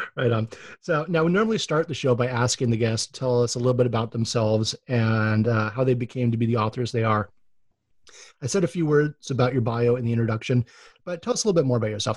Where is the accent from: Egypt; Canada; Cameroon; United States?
United States; Oahu, Hawaii; I'm actually from Oahu and a second generation surfer